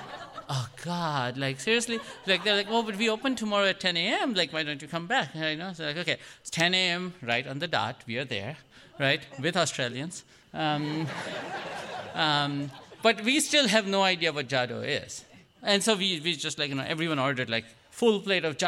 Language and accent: English; India; now in United States; I'm Indian